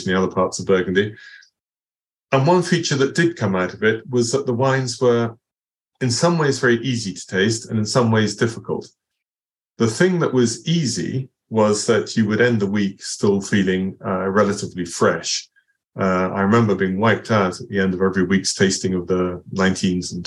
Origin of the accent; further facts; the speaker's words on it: Basingstoke, South East England, United Kingdom; Basingstoke, my hometown